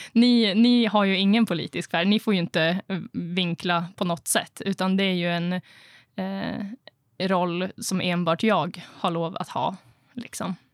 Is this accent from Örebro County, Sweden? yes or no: no; Östersund, Jämtland, Sweden; moved away as an adult; also born or lived in Norrbotten; now in Piteå, Sweden; jag är ju uppvuxen i Östersund